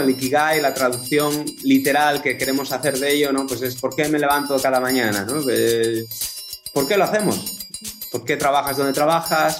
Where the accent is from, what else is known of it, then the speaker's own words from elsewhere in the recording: Asturias, Spain; moved away as an adult; now in Netherlands; soy español, eh, de Asturias, del norte, noroeste.